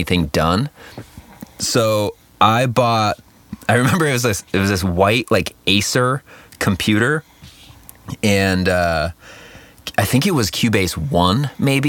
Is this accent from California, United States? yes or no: yes; Costa Mesa, California, United States; I grew up in Costa Mesa